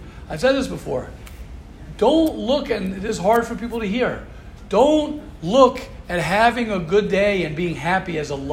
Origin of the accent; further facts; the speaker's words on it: United States; I'm an American